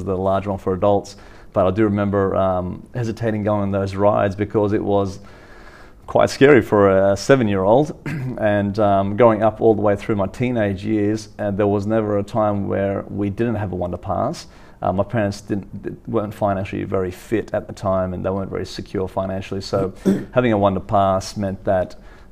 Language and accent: English; Sydney, New South Wales, Australia; being a Western Sydney's boy, I grew up in the Western suburbs